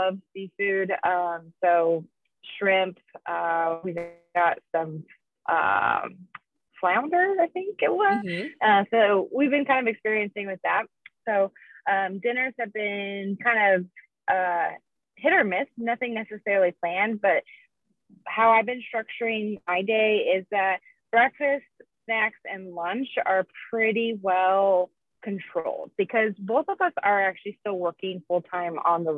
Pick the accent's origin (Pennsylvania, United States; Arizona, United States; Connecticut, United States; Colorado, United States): Colorado, United States; also born or lived in Texas; I'm from Colorado